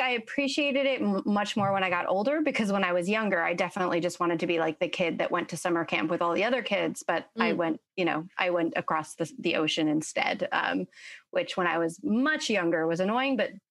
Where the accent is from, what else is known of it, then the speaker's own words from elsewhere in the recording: Middlebury, Vermont, United States; also born or lived in Florence, Italy; I grew up uh, in sort of a combination of three places. I was born in Middlebury, Vermont, uh, raised mostly between Middlebury and Florence, Italy. My family's super Italian.